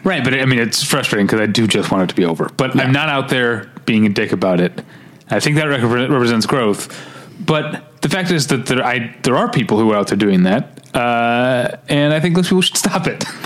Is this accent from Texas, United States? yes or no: no; St. Louis, Missouri, United States; Y98, which is a station I grew up in in St. Louis